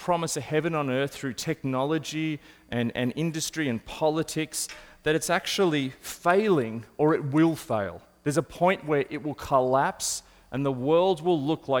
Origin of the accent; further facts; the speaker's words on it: Australia; as an Australian